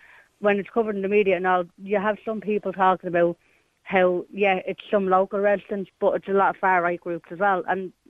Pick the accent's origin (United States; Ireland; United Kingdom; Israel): Ireland; Dublin, Leinster; As I said, I'm from Ballymun.